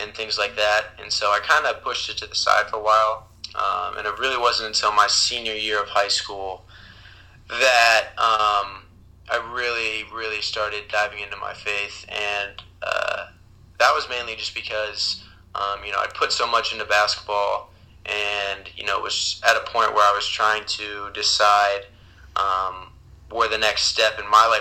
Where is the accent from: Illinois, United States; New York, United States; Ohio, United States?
Ohio, United States; Columbus; also born or lived in Boston; I'm from Columbus, Ohio, where I currently live.